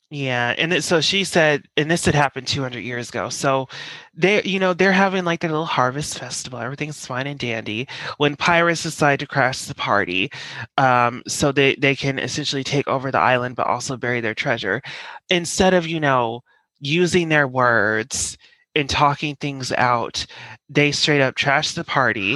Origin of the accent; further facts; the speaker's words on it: Colorado, United States; now in New York, United States; I'm from Colorado